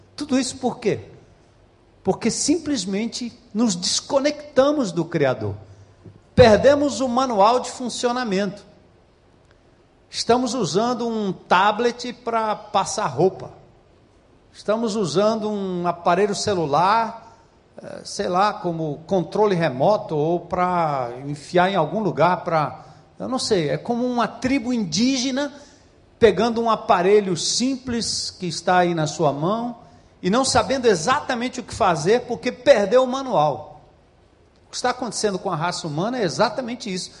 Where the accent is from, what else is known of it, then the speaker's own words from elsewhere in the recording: São Paulo, Brazil; moved away as an adult; now in Ceará, Brazil; nascido e criado em São Paulo